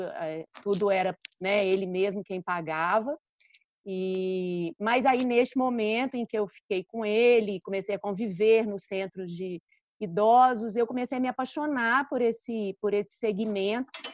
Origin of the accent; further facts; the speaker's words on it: Minas Gerais, Brazil; accent: mineiro; sou mineira, né? O sotaque